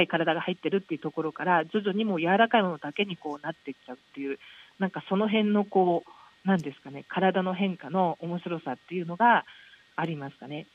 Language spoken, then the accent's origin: Japanese; Zushi, Kanagawa, Japan; moved away as an adult; now in Kyushu, Japan; 私がその逗子で育った